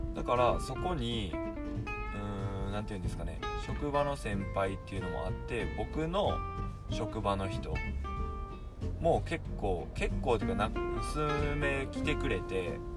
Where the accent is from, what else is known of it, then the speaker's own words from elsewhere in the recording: Mie, Japan; 僕三重県在住で地元は三重県で